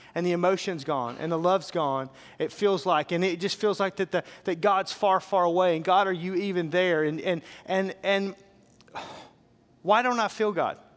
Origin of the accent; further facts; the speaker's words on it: Fort Smith, Arkansas, United States; I grew up in Arkansas, so I grew up in a town called Fort Smith.